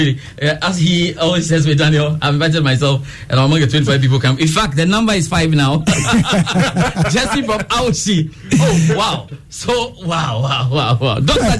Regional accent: Accra, Greater Accra, Ghana; Not Ashalibotwe. I grew up 37, actually.

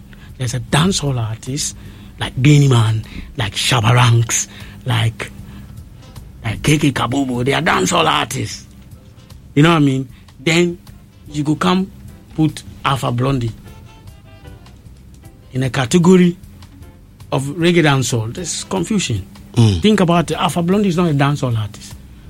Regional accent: Ghana; when I start traveling around the world and I meet Jamaicans, when I tell them I come from Ghana

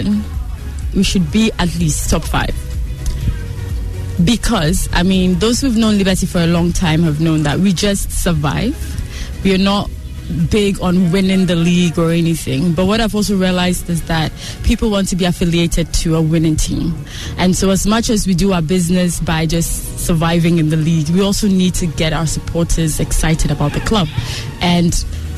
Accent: Accra, Greater Accra, Ghana; I grew up in Danceman

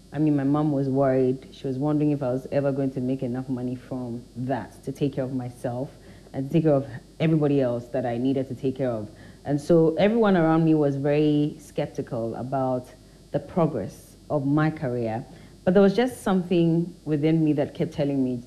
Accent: Teshi, Greater Accra, Ghana; also born or lived in North Kaneshie / Cantonments / Mataheko / Dansoman; So Teshi is where I lived my early youthful years

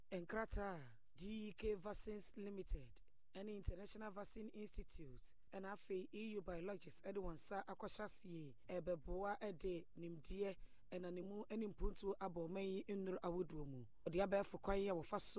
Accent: Saboba, Northern Region, Ghana; I'm from Saboba, okay. Saboba town.

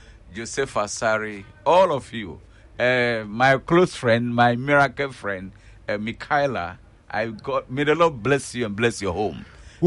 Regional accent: Ghana; as Ghanaian, as people living in this generation

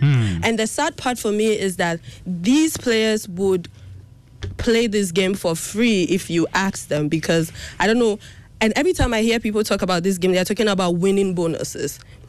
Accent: Volta, Ghana; I'm a Ghanaian supporting the Super Eagles of Nigeria.

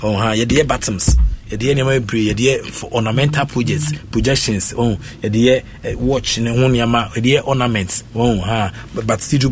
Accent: Koforidua, Eastern Region, Ghana; we are from Kofodia

